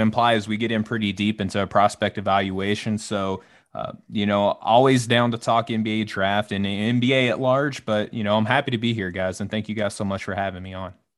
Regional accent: Arkansas, United States; accent: Southern; moved away; my accent and the bless your heart, I'm from the South, I'm from Arkansas originally

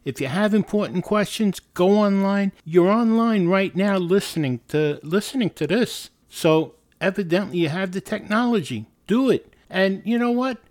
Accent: New York City, New York, United States; It's about growing up in New York City, uh, particularly the Bronx. The Bronx was a great place to grow up

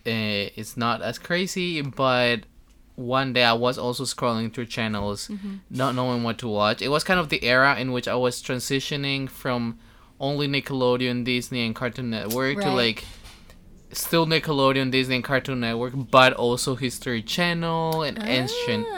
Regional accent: Colombia; moved away; I come from Colombia.

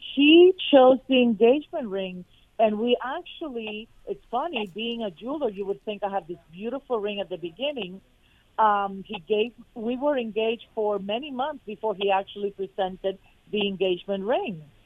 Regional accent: Fort Lauderdale, Florida, United States; I was from Fort Lauderdale

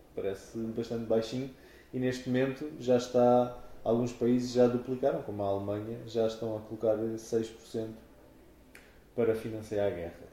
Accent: Portugal; estamos em Portugal e somos portugueses

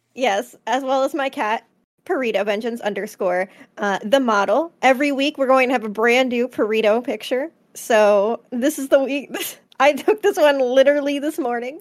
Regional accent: New Jersey, United States; I'm from Jersey.

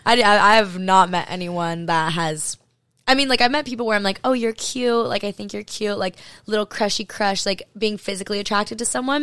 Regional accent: Hawaii, United States; also born or lived in Maui; I grew up in Hawaii.

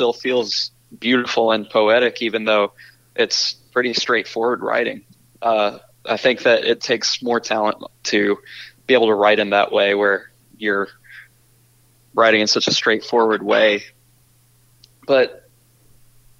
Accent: Charlotte, North Carolina, United States; we're from Charlotte

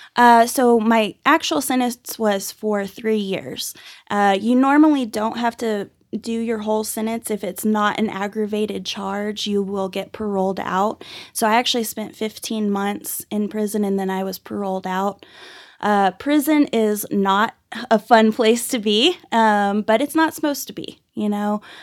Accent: Dallas-Fort Worth area, Texas, United States; also born or lived in Irving, Texas; now in Amarillo, United States; So I was actually born and raised in, uh, Dallas-Fort Worth area. I was born in Irving and grew up all over the Metroplex

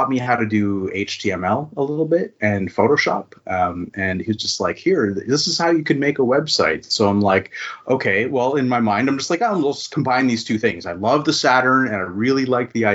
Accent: East Coast of Canada, Atlantic Canada, Canada; now in Victoria, Canada; So I'm a Canadian and I've lived in Canada my whole life. I started out on the East Coast of Canada, and now I'm living on the West Coast.

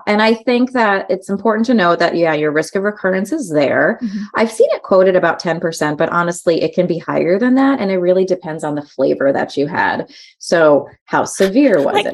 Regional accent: New York, United States; now in Portland, United States; growing up in New York

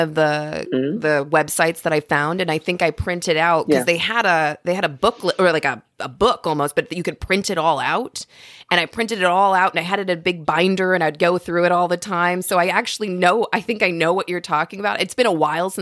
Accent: Louisville, Kentucky, United States; I'm from Kentucky, but I'm from Louisville, Kentucky

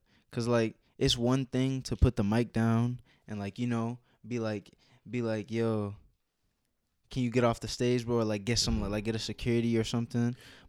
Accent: Dallas, Texas, United States; also born or lived in Massachusetts; Well, I was born in Mass, uh-huh. but I was raised in Dallas and Mesquite, so I say I'm from there.

